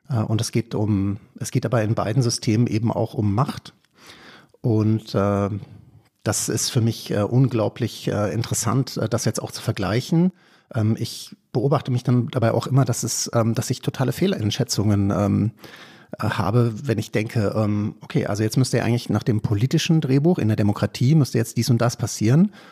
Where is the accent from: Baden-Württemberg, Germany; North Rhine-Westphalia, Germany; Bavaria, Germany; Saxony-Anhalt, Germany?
Baden-Württemberg, Germany; Freiburg im Breisgau; Also ich bin zwar evangelisch, aber ich komme aus Freiburg im Breisgau.